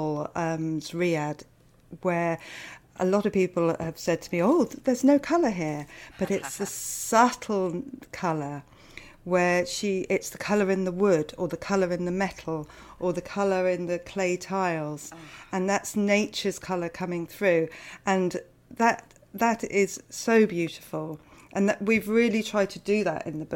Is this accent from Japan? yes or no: no; United Kingdom; I'm British